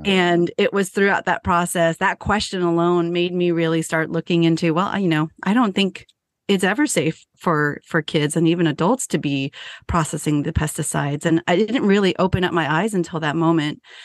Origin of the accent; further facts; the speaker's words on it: San Jose, California, United States; moved away as an adult; now in Appalachian Mountains, United States; I was born and raised in San Jose